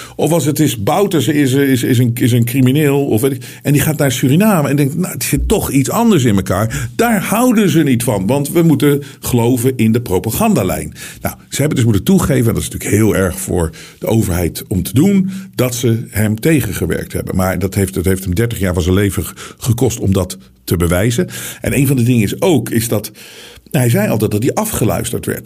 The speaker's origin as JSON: {"language": "Dutch", "country": "Netherlands", "said": "wij komen uit Nederland, wat een klein land is."}